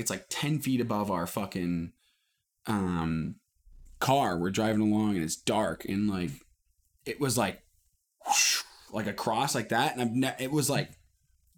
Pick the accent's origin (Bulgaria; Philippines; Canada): Canada; Ontario; I was in my hometown about 20 kilometers down the road